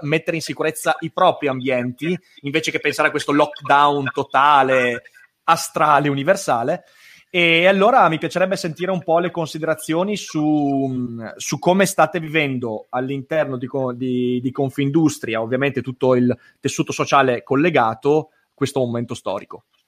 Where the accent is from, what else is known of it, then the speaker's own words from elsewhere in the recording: Vicenza, Veneto, Italy; anch'io sono vicentino